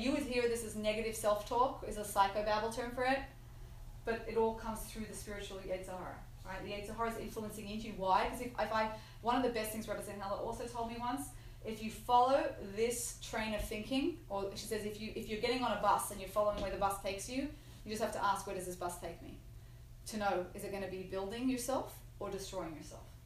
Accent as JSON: {"language": "English", "country": "Australia", "said": "I'm Australian"}